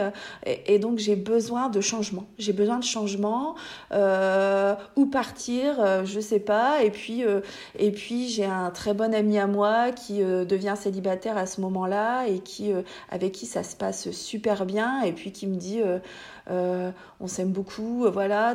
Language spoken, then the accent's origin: French; Hauts-de-France, France; accent: ch'ti; j'habite dans le nord de la France. D'ailleurs, vous allez entendre mon magnifique accent